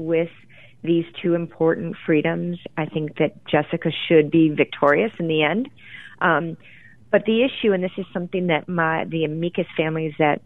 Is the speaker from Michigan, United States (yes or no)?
yes; Grand Rapids, Michigan, United States; where I grew up in Grand Rapids, Michigan